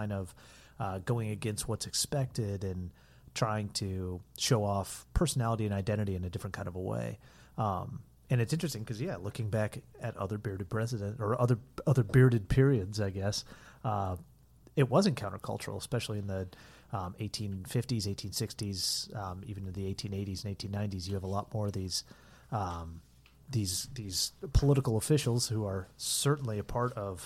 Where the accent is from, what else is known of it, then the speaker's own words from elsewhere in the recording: Indiana, United States; moved away; my home state of Indiana